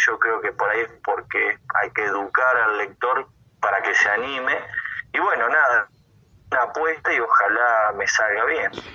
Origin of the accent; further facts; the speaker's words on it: Viedma, Río Negro, Argentina; yo soy de Viedma, capital de la provincia de Río Negro